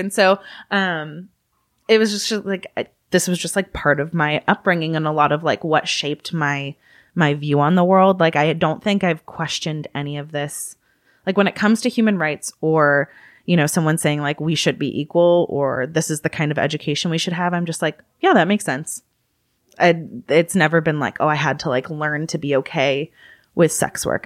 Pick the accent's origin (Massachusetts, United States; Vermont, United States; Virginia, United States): Massachusetts, United States; also born or lived in California; I was born in California, raised in Massachusetts.